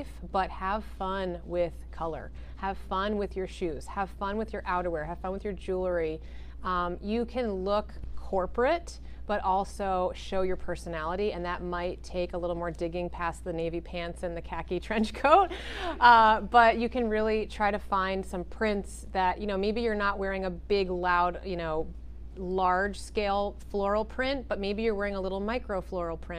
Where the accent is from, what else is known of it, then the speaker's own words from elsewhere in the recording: Connecticut, United States; also born or lived in New York; I was born in New York and I always lived close to there. So I have a lot of black in my closet because New Yorkers love their black. But I also grew up in Connecticut